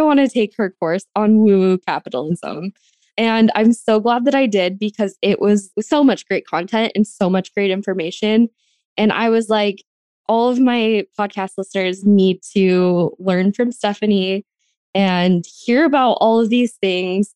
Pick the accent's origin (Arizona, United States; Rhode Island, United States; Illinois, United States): Arizona, United States; now in Los Angeles, United States; I grew up on a ranch in Arizona, which is in Apache County.